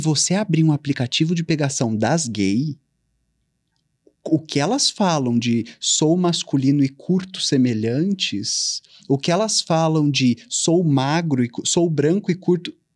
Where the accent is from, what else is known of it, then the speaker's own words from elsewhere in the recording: Ribeirão Preto, São Paulo, Brazil; moved away; Eu nasci e cresci em Ribeirão Preto, hum. interior de São Paulo